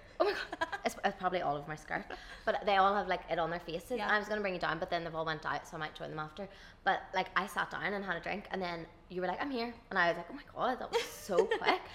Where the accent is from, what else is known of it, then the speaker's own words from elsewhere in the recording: Dungannon, Northern Ireland, United Kingdom; I'm from Dungannon